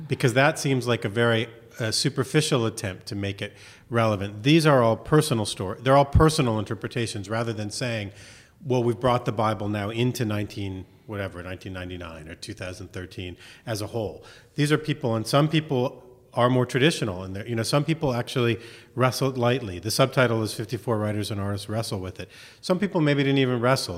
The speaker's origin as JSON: {"language": "English", "town": "Miami", "region": "Florida", "country": "United States", "tie": "born or raised there", "also_born_or_lived": "Chicago", "said": "I grew up in Miami"}